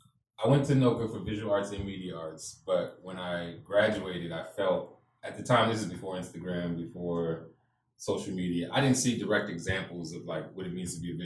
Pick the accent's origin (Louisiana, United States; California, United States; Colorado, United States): Louisiana, United States; New Orleans; You know, like if I was living in Okinawa, Japan, it was just like, I'm an American or I'm from New Orleans.